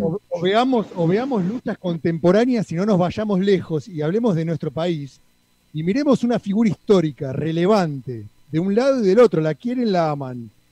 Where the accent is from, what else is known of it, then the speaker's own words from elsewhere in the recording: Argentina; mi país, de donde yo nací en el año 82.